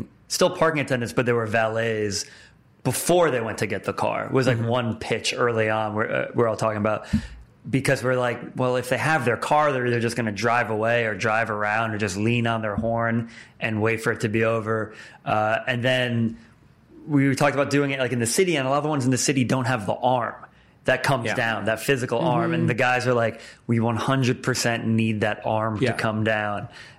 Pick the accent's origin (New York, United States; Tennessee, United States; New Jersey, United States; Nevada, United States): New Jersey, United States; I'm from Jersey as well.